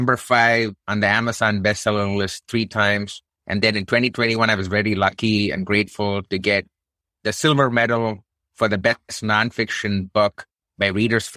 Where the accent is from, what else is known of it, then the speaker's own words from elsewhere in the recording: India; now in United States; I'm brown Indian dude. Of course, from my thick Texas accent, you already probably know it's not born in the United States.